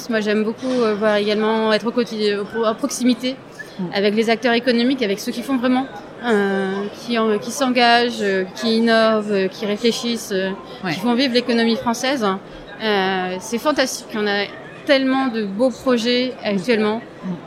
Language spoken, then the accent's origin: French; Strasbourg, Grand Est, France; strasbourgeoise, hein. donc euh, c'est facile hein, en fait.